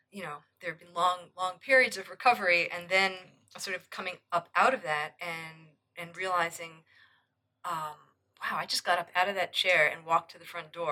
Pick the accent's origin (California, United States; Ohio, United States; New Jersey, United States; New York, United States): New York, United States; I'm from New and, York.